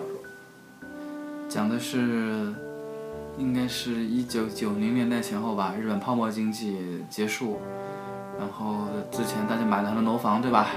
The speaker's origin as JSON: {"language": "Chinese", "country": "China", "said": "我们中国人"}